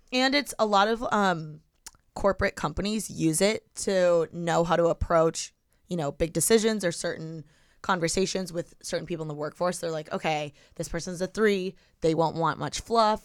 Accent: Midwest, United States; moved away; I'm from the Midwest

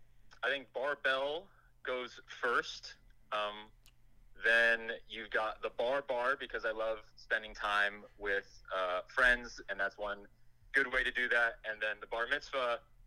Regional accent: Los Angeles, California, United States; moved away as an adult; now in Central Texas, United States; So I just turned 30 in January. I was born and raised in Los Angeles, actually. Okay. And I just moved out this summer. I just moved out to Central Texas

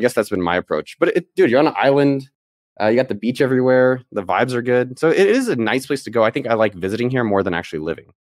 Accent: Bay Area, California, United States; moved away as an adult; I was born in the Bay Area, so I was born, like, literally, like, a few blocks from Apple's campus. So my whole my first thirty years of my life was all in, immersed in that world.

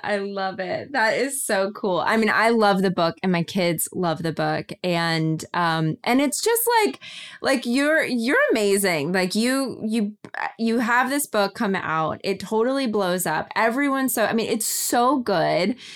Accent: Kentucky, United States; moved away; our families are not from here. I'm from Kentucky

